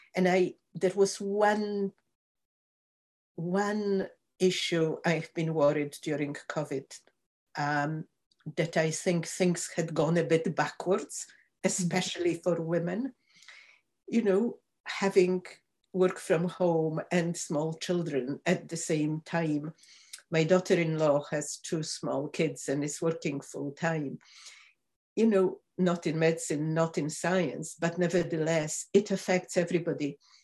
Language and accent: English; Poland; moved away as an adult; also born or lived in Michigan; now in Glasgow, United Kingdom